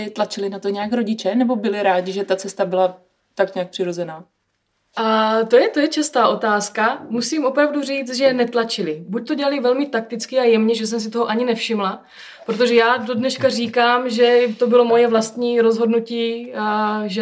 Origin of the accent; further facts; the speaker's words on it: Hustopeče, South Moravian Region, Czechia; jsem se narodila v ústopečích a vyrůstala jsem v rodinném vinařství